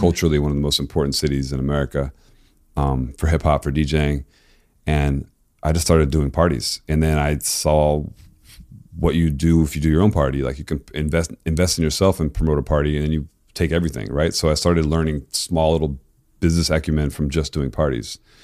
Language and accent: English; Florida, United States; moved away; also born or lived in Tennessee / East Coast; I loved, like, Miami bass music growing up in Florida.